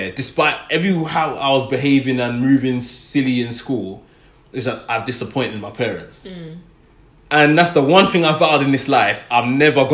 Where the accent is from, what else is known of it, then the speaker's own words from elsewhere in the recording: London, United Kingdom; where I grew up in Tottenham, there were a few youth clubs in the area